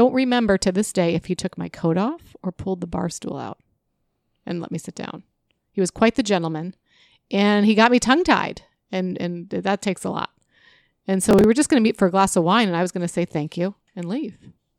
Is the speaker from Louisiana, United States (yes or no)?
no; Chicago, Illinois, United States; Yeah, in Chicago too. I mean, Chicago has some really fun salespeople, right? Yeah. I don't want to diss on my hometown.